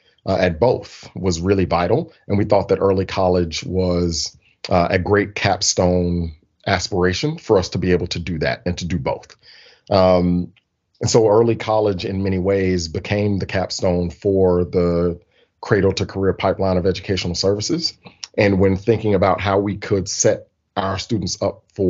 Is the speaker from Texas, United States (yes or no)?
no; Birmingham, Alabama, United States; born and raised in Birmingham, Alabama